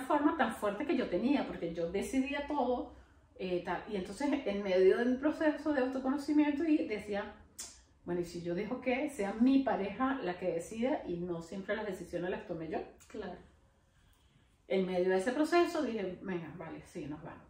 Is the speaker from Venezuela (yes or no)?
yes; Venezuela; moved away as an adult; Yo nunca quise salir de Venezuela